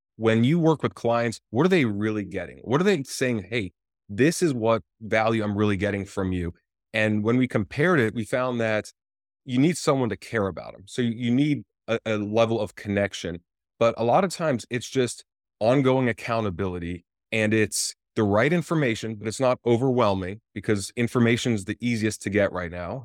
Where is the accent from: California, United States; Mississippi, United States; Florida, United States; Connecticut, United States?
Florida, United States; moved away as an adult; also born or lived in Johannesburg, South Africa / Tampa, Florida / Miami, Florida; now in West Hollywood, United States; I grew up in Florida up until about twenty-five years old